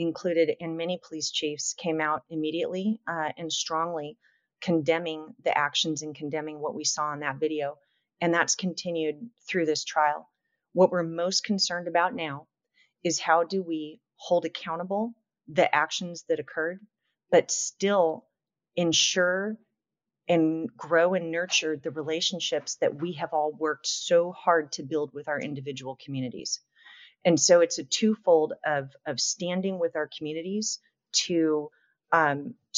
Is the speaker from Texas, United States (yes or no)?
no; Long Beach, California, United States; I grew up in Long Beach, California, which is a pretty large city in Los Angeles County.